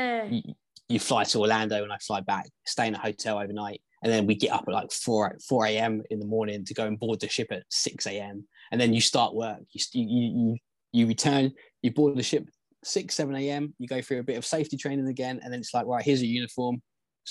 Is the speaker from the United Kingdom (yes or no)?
yes; England, United Kingdom